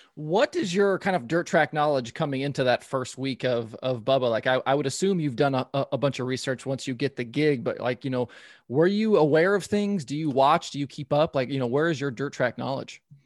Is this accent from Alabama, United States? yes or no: no; Portland, Oregon, United States; I'm from Southern Oregon, but ba-, basically grew up in Portland